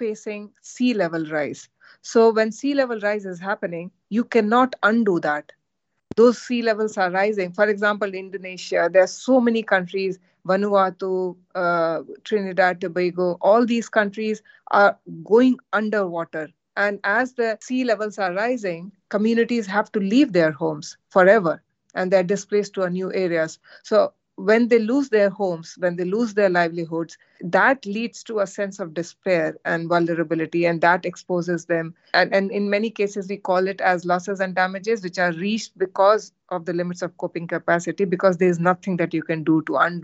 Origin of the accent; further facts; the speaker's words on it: India; now in United Kingdom; I come from India